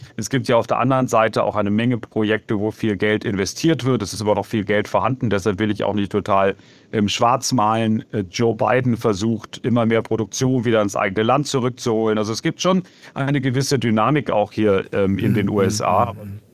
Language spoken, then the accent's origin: German; Germany; now in United States; ich bin selber Deutscher